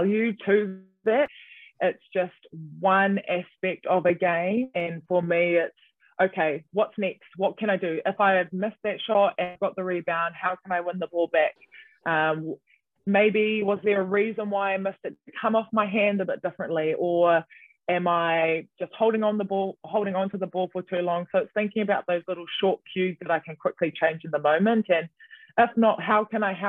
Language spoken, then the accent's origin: English; Auckland, New Zealand; moved away as an adult; also born or lived in Wellington; being born and raised in Auckland and then living on your own in Wellington